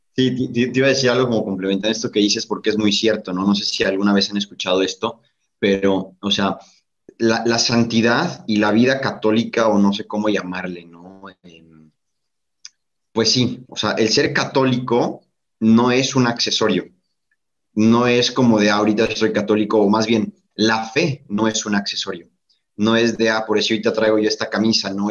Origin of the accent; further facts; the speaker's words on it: Mexico; desde acá de México. Creo que en primera instancia se pueden percatar, ¿no? Que no soy de, por allá, por el acento